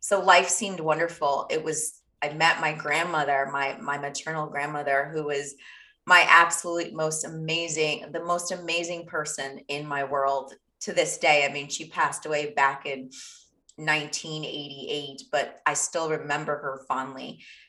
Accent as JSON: {"language": "English", "town": "Lusaka", "region": "Lusaka Province", "country": "Zambia", "tie": "born there", "said": "I was born in Lusaka, Zambia."}